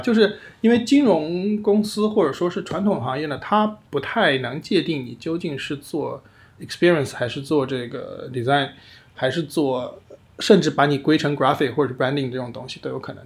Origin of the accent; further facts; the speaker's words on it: Hubei, China; now in Shanghai, China; 我们家是湖北的